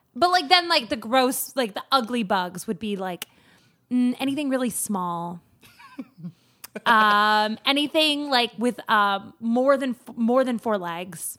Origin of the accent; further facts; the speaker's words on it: Anchorage, Alaska, United States; I grew up in Anchorage